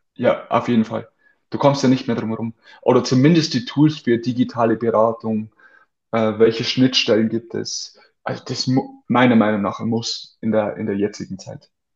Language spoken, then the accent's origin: German; near Amberg, Bavaria, Germany; zum FC Amberg zurückzugehen, also zum damalig größten Verein in der, in der Umgebung von meinem Heimatort